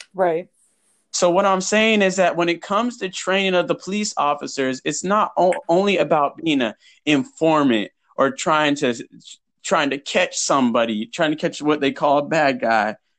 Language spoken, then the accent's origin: English; Huntington Beach, California, United States; I grew up in Huntington Beach